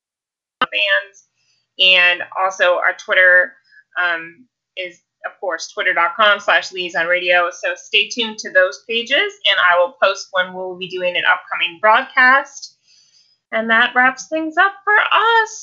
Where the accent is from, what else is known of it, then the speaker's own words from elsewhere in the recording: southwest suburbs of Chicago, Illinois, United States; I'm from Illinois